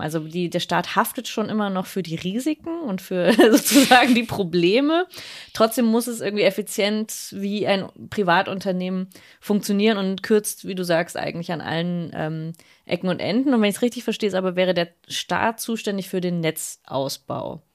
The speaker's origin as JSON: {"language": "German", "region": "Berlin", "country": "Germany", "said": "als Berlinerin"}